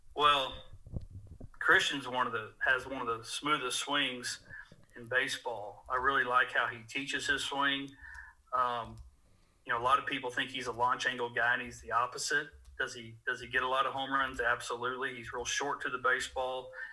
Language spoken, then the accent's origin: English; Dallas, Texas, United States; moved away as an adult; also born or lived in Lubbock, Texas / Abilene, Texas; now in Norman, United States; I grew up in Dallas, Texas